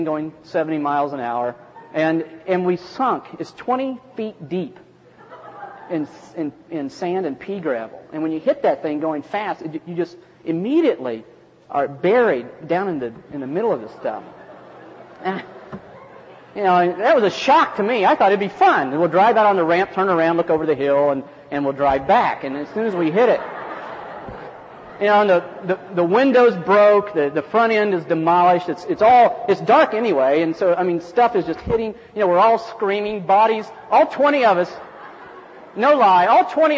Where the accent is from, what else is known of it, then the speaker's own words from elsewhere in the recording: West Virginia, United States; I'm from West Virginia. We don't even have enough flat land to play golf